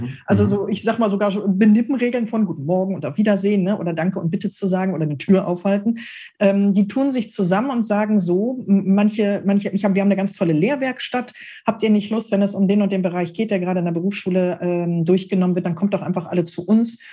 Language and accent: German; Ruhr area, North Rhine-Westphalia, Germany; hier bei uns im Ruhrgebiet